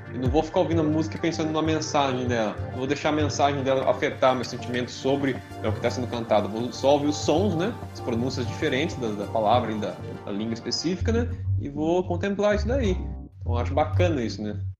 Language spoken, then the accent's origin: Portuguese; Brazil; a gente é brasileiro